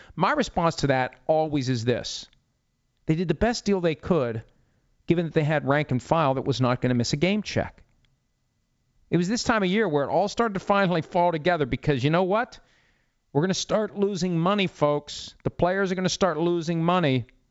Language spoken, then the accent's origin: English; Wheeling, West Virginia, United States; my hometown of Wheeling, West Virginia